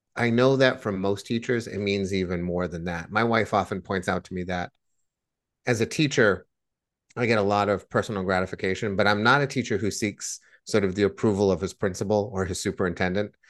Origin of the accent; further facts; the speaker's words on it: Blackstone, Massachusetts, United States; When I was growing up in Blackstone, Massachusetts